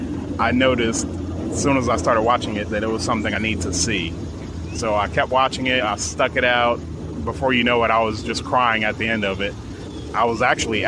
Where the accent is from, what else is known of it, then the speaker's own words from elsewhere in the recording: Elizabeth, New Jersey, United States; moved away as an adult; now in Mississippi, United States; I grew up in Elizabeth, New Jersey.